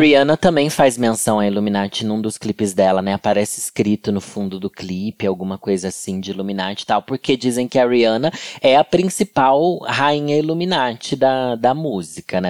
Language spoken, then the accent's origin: Portuguese; Sorocaba, São Paulo, Brazil; moved away; lá na minha cidade, em Sorocaba